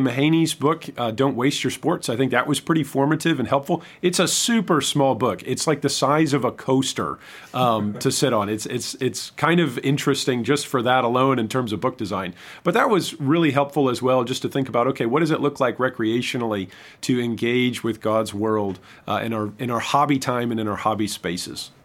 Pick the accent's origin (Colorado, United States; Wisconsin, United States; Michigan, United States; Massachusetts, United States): Michigan, United States; moved away as an adult; also born or lived in Saint Louis, Missouri / Southern Illinois; I'm originally from Michigan